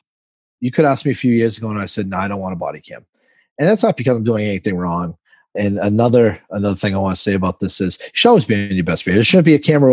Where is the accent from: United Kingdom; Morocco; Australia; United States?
United States; Lawrence, Massachusetts; I'm born and raised in Massachusetts